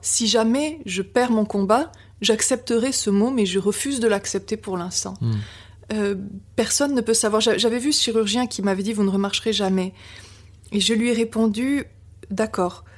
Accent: Biarritz, Nouvelle-Aquitaine, France; also born or lived in Brussels, Belgium; je suis née en Belgique, près de Bruxelles, et, j'ai quitté mes parents et, mon pays à l'âge de, de, 3 ans euh, pour être adoptée sur la, sur la côte basse, donc à Biarritz

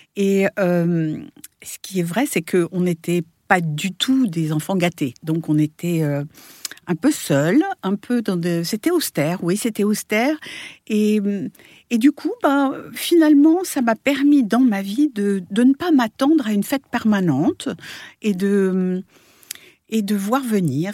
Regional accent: France; moved away as an adult; now in New York, United States; je suis née à New York. J'ai été, j'ai été élevée pendant huit ans là-bas. Puis après, je suis revenue en France et où j'ai passé une grande partie de ma vie jusqu'à il y a 15 ans

